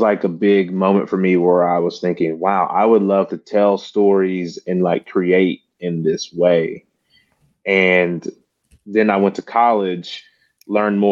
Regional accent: Mississippi, United States; moved away as an adult; now in Memphis, United States; I am originally from Mississippi and now I live in Memphis, Tennessee

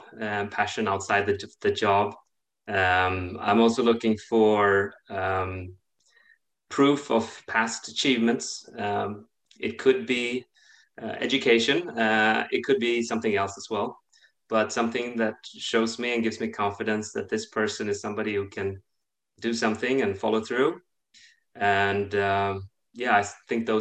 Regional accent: Sweden; moved away as an adult; also born or lived in Russia / London, United Kingdom / Switzerland / Boston, United States; I'm from Sweden

